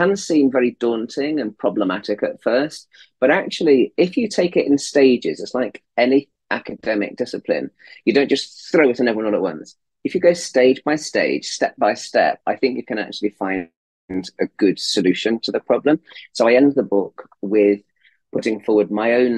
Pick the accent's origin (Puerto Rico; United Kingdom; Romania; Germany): United Kingdom; Leicestershire, East Midlands; moved away as an adult; also born or lived in Oxford, England; now in United States; born in Leicestershire in England, and was brought up in the Midlands